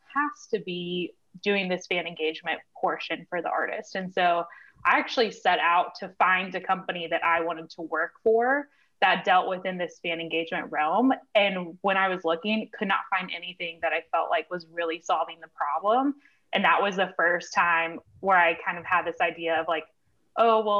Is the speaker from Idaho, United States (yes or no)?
no; Nashville, Tennessee, United States; I grew up in Nashville